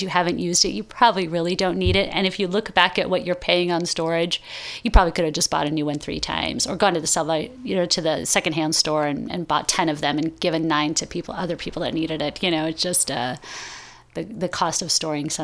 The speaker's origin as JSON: {"language": "English", "region": "Iowa", "country": "United States", "tie": "born or raised there", "moved": "as an adult", "lives_now": "California, United States", "said": "I grew up in Iowa"}